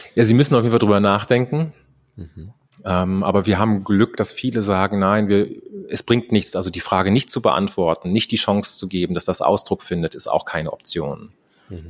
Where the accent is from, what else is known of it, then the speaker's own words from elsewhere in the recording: Germany; bin ich einfach in Deutschland aufgewachsen